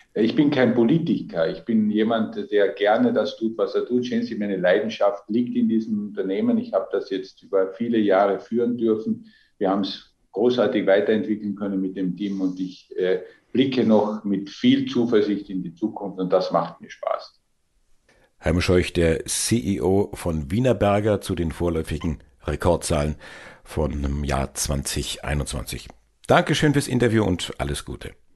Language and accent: German; Austria; Als Österreicher